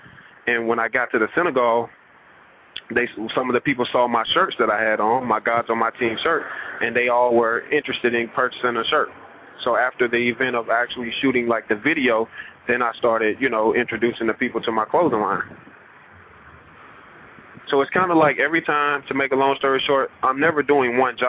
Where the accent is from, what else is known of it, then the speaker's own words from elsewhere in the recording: the South, United States; now in Los Angeles, United States; It's like, I come from the South, so I got Southern hospitality.